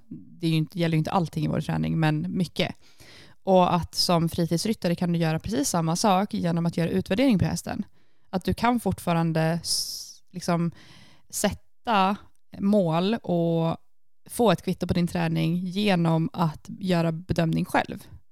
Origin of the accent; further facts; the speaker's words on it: Sweden; now in Iceland; hemma i Sverige